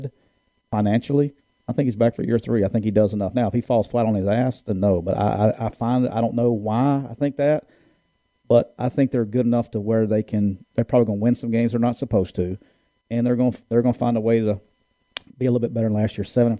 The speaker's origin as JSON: {"language": "English", "region": "Alabama", "country": "United States", "said": "I'm a redneck from Alabama"}